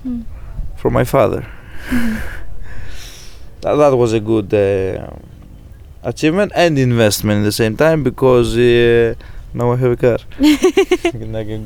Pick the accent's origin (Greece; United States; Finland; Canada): Greece; accent: Greek; English is a second language; you may already be hearing this Greek accent